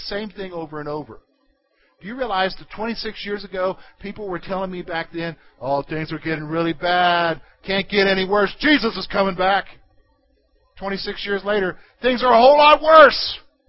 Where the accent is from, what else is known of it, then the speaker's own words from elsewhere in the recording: United States; who we are as Americans.